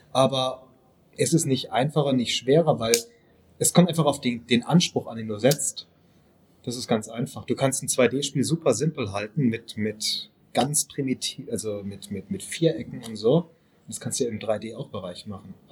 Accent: Velbert, North Rhine-Westphalia, Germany; now in Heidelberg, Germany; ich bin halt erstmal Heidelberger, das ist so der erste Punkt. Ich wohne da. {S0} Okay. Und, {S3} ähm, ich komme aus Felbert

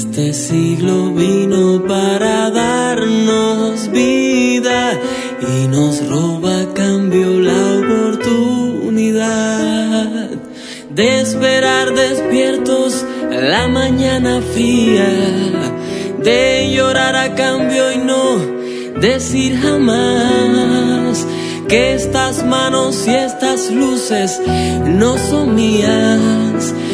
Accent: Cuba; soy cantautor cubano

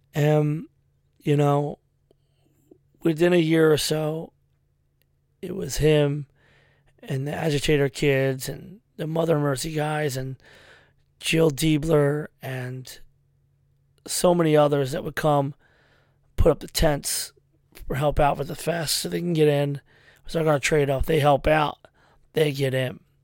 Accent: Philadelphia, Pennsylvania, United States; I was from Frankfurt

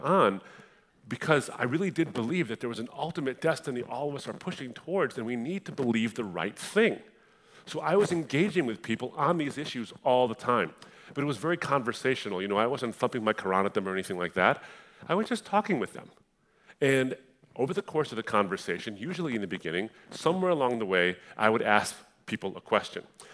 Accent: Detroit, Michigan, United States; I was born in Detroit, but we moved up to a suburb of Detroit

